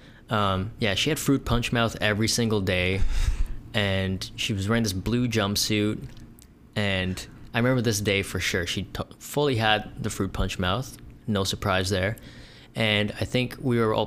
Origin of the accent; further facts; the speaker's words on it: Thornhill, Ontario, Canada; growing up in Thornhill, which is it's like 30, maybe 20 minutes north, central north of downtown Toronto